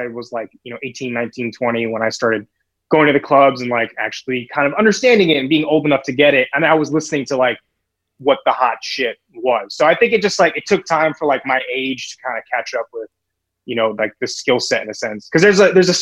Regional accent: Carmel, Indiana, United States; now in New York City, United States; I'm from Carmel, Indiana, actually, which is like small suburb in middle America

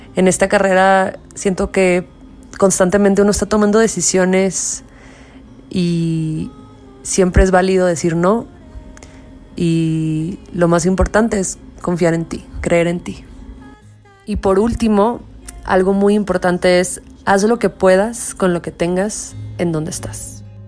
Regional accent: Tijuana, Baja California, Mexico; soy mexicana, norteña, fronteriza, originaria de la ciudad de Tijuana

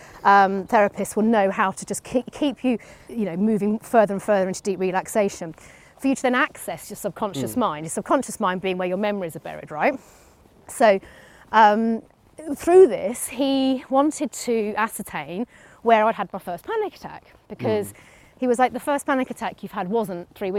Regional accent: United Kingdom; being British

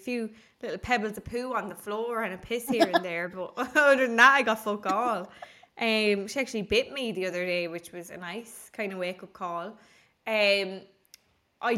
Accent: Ireland; I am Irish

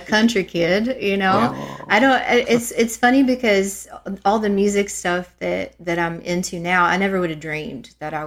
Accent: Letcher County, Kentucky, United States; also born or lived in Pike County, Kentucky / Johnson City, Tennessee; I'm from Letcher County, and that's where my dad's family's from.

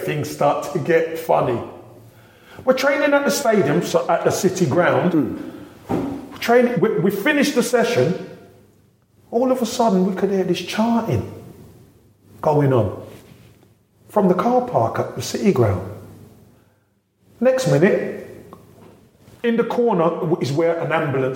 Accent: London, United Kingdom; moved away; I'm a boy from Brixton

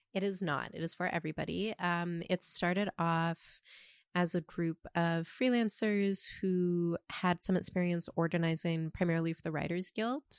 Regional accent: Toronto, Ontario, Canada; now in New York City, United States; I currently live in New York City, but I'm from Toronto.

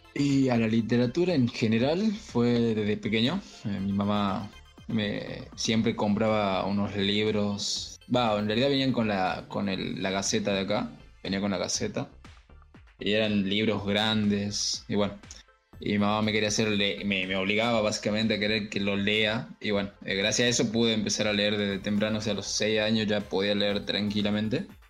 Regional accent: Tucumán, Argentina; acá de Tucumán, que soy de Tucumán

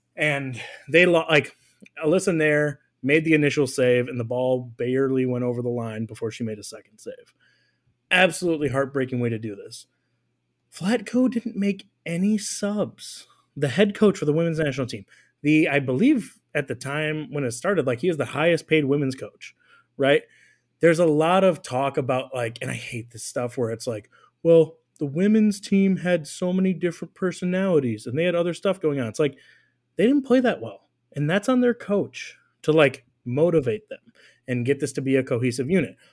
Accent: United States; as an American

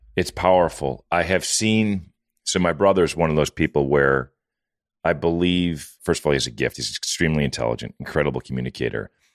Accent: Wisconsin, United States; moved away; I'm from Wisconsin

